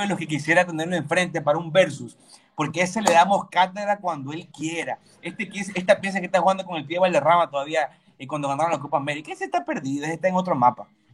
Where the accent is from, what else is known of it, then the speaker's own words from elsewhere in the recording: Ecuador; yo como ecuatoriano